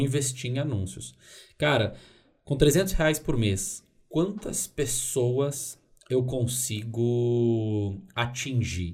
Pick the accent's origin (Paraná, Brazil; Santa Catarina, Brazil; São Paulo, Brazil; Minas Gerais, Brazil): Minas Gerais, Brazil; Dores do Indaiá; also born or lived in Belo Horizonte; eu sou de BH, mas eu morei a maior parte da minha vida em Dores do Indaiá.